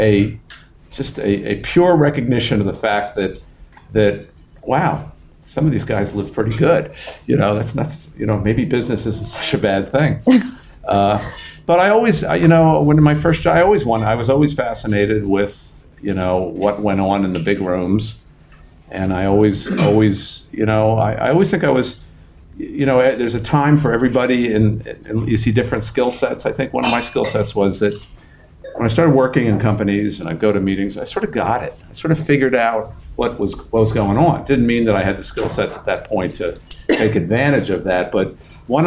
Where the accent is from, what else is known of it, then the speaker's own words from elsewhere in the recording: New York City, New York, United States; I was raised in Queens, in an apartment in Queens, primarily in Queens.